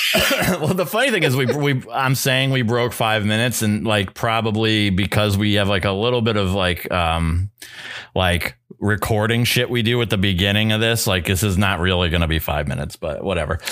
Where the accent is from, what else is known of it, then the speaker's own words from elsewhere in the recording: New Hampshire, United States; moved away; I was equidistant from Concord, New Hampshire and Portsmouth, New Hampshire. And I was right in the middle of both